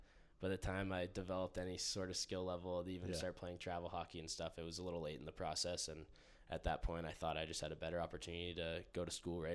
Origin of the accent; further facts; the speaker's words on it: Pittsburgh, Pennsylvania, United States; moved away as an adult; now in Utah, United States; I'm from Pittsburgh, Pennsylvania